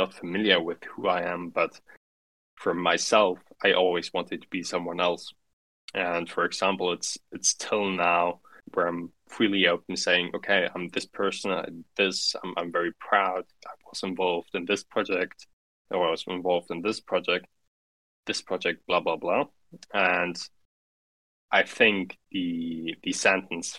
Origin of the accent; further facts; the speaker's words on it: Central Germany, Germany; English is a second language; So I grew up in a midtown city, so not too big, not too small. In mid-Germany. So I grew up German mainly, but also Russian from the influence from my mother